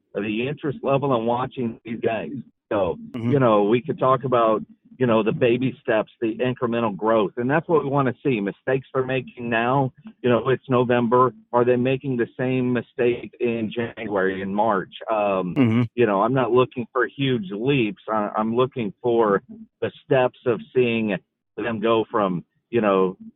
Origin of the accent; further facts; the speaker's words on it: Copperas Cove, Texas, United States; also born or lived in San Antonio, Texas; I grew up in Copper's Cove, Texas, which is about 2.5 hours from San Antonio near Fort Hood. My dad was military.